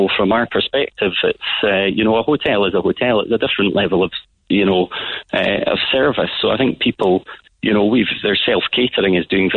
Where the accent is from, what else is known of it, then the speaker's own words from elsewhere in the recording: Scotland, United Kingdom; now in Ireland; I'm from Scotland.